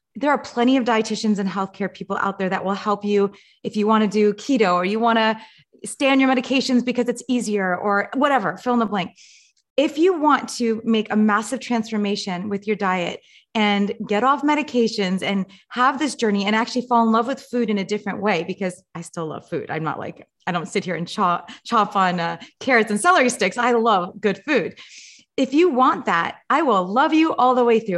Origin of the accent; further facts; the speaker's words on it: Los Angeles, California, United States; I grew up in Los Angeles.